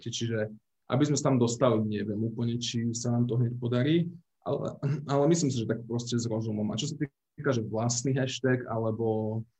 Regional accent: Slovakia; potom, že už sme Slováci, to už ten algoritmus sám vie, z aké krajiny sme to postovali

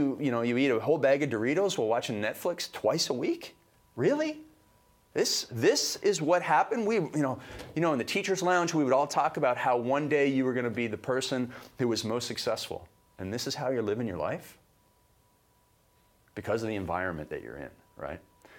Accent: Canada; I came from Canada. It's like a little mini America, right?

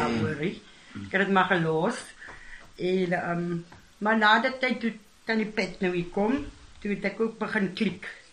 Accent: Cape Town, Western Cape, South Africa; Dis hier in die Kaap by die my ma daar gekraam by die Magdalena tuis vir ongehoude moederstad

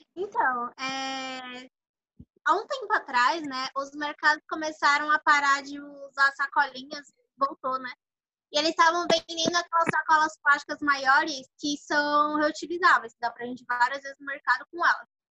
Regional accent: Cubatão, São Paulo, Brazil; Sou de Cubatão

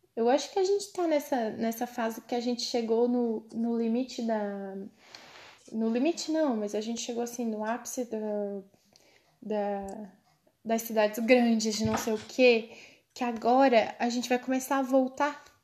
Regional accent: Cocal, Brazil; moved away; eu sou de Cocal. Ah. Ah, tá. Eu estudei em Cocal primeiro. Eu estudei a vida inteira em colégio público

